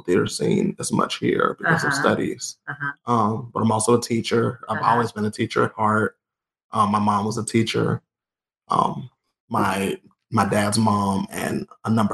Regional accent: Columbus, Georgia, United States; moved away as an adult; now in Lawrence, United States; I'm from Georgia. I'm born and raised in Columbus, Georgia

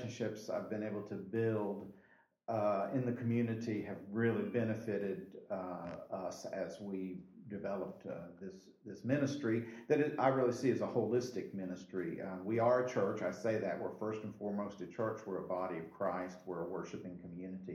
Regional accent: Indiana, United States; moved away as an adult; also born or lived in Northern Kentucky / South Carolina; now in Anderson, United States; I'd grown up in Indiana with that kind of weather

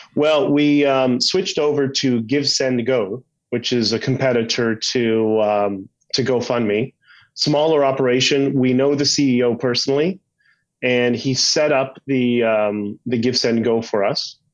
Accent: Canada; we're Canadian

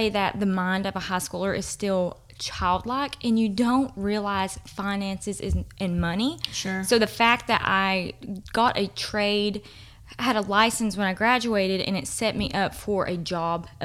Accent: Livingston, Tennessee, United States; So, I'm from Livingston and if you don't know that TCAT, which is Tennessee College of Applied Technology, is like right across the road.

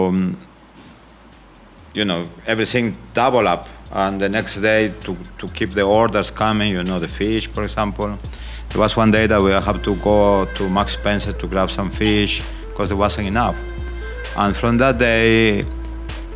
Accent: Amazon region of Peru, Peru; moved away as an adult; also born or lived in Lima, Peru; now in United Kingdom; I am from the Amazon region of Peru, and I left one day, I remember, to Lima.

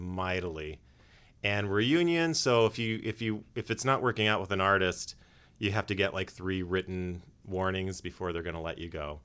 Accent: Los Angeles, California, United States; I was born and raised in North Hollywood

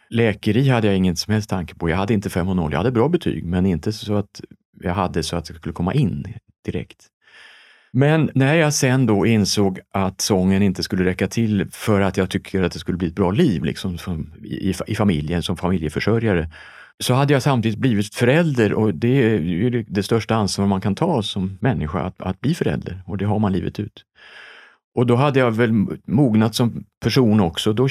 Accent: Helsingborg, Skåne, Sweden; Jag är skåning från Helsingborg

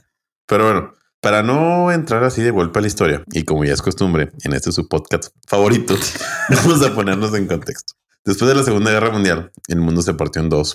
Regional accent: Chihuahua, Mexico; los que somos de Chihuahua, pues de Chihuahua

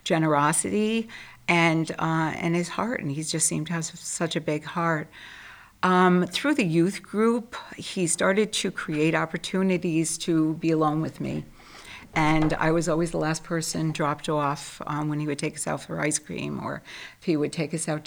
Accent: Trumbull, Connecticut, United States; also born or lived in Bridgeport; moved when I was five to Trumbull, and grew up in an extremely devout family

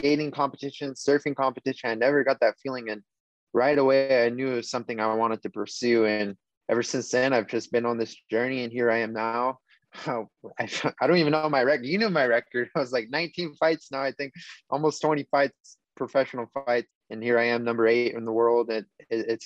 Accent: Hawaii, United States; I grew up in Hawaii as a skater and a surfer

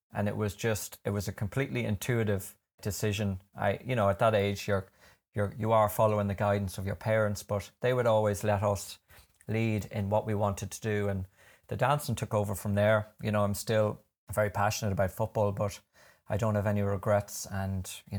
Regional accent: London, United Kingdom; I grew up in London, and my parents are both from, well, my dad would kill me if I said he was from Coothill.

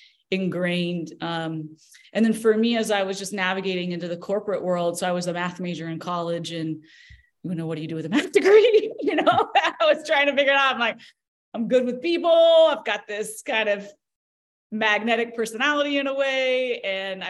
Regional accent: Tulsa, Oklahoma, United States; I was born in Tulsa, Oklahoma

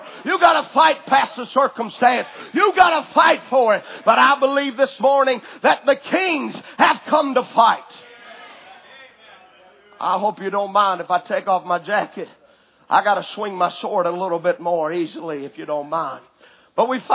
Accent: United States; I, as an American citizen, I have certain rights

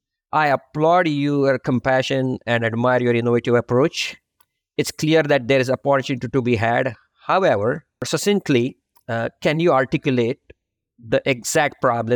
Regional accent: India; English is a second language; moved away; You can probably tell from my accent as well that I'm, not a native. Obviously now I am, but I have a journey of my own. I started back in India. I've lived and worked in 4 different countries, 7 different cities.

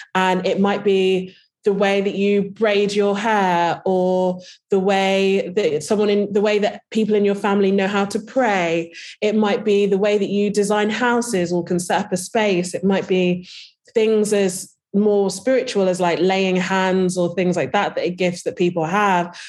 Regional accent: Birmingham, West Midlands, United Kingdom; I'm, uh, from, I was born in Birmingham

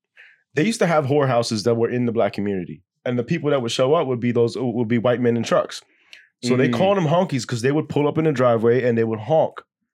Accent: Maryland, United States; I was born in Maryland. Yeah, I was born in Maryland.

